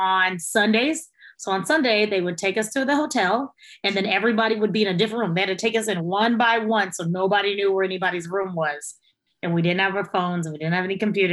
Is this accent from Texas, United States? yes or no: yes; Texas, United States; also born or lived in Logansport, Indiana; now in San Antonio, United States; when I was about 5 or 6, we got up and we moved to Texas